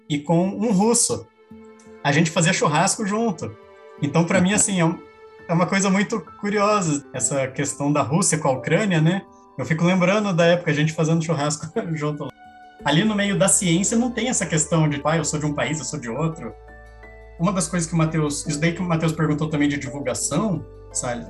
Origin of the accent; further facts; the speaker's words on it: Paraná, Brazil; moved away; also born or lived in Rio de Janeiro; sou do Paraná, Rio de Janeiro está a 1.200 quilômetros da cidade que eu cresci